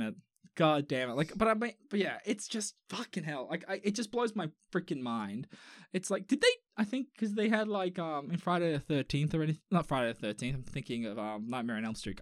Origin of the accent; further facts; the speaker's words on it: Australia; I'm Australian.